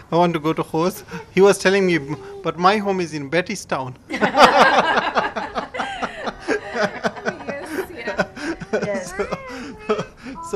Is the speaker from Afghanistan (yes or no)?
yes; Afghanistan; also born or lived in Pakistan; now in Ireland; We had well-established homes, we had very good lives in Afghanistan